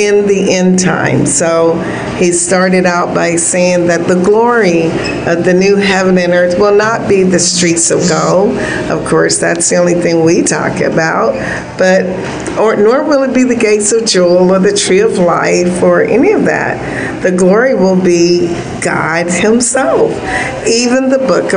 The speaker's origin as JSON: {"language": "English", "town": "Miami", "region": "Florida", "country": "United States", "tie": "born or raised there", "said": "I grew up in Miami"}